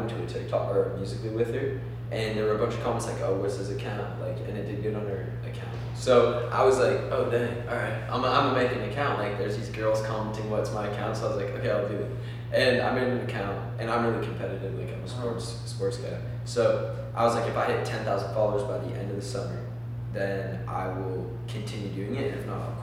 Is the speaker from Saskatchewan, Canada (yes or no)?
no; Toronto, Ontario, Canada; now in Los Angeles, United States; I'm from Toronto